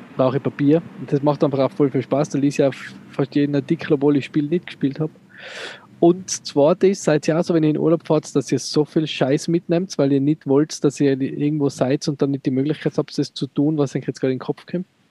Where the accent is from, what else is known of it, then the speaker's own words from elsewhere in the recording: Tyrol, Austria; Als Tiroler